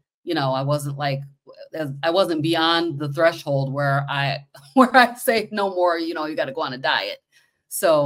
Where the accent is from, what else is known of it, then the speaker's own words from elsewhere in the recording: Kalamazoo, Michigan, United States; I'm from Michigan. Let me just say that. I'm from Kalamazoo, Michigan.